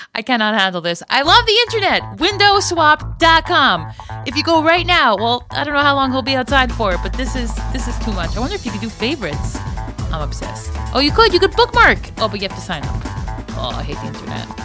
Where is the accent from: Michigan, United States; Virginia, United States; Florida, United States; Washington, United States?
Florida, United States; moved away; I grew up in Florida